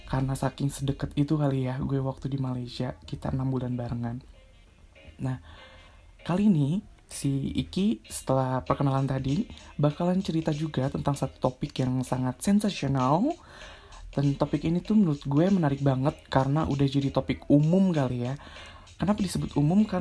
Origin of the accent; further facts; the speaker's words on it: Bandung, West Java, Indonesia; orang Indonesia nya gue sendiri dari Bandung